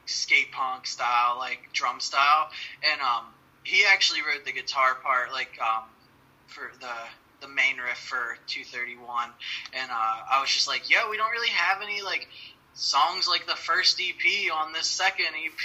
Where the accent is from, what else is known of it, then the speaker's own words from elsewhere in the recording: Ohio, United States; I'm the only one from Ohio